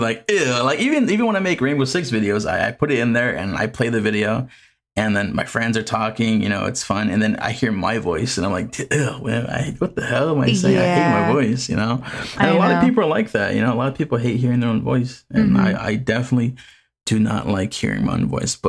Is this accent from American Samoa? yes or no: yes; American Samoa; I grew up in American Samoa.